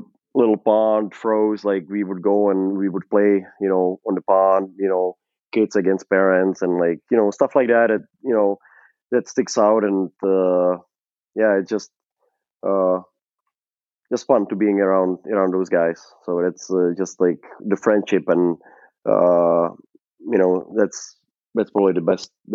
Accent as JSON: {"language": "English", "country": "Czechia", "tie": "born or raised there", "moved": "as an adult", "lives_now": "Arizona, United States", "said": "play in my home country"}